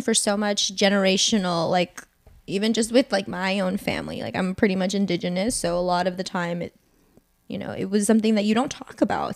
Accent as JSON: {"language": "English", "region": "Northern Virginia", "country": "United States", "tie": "born or raised there", "said": "I am born and raised in Northern Virginia"}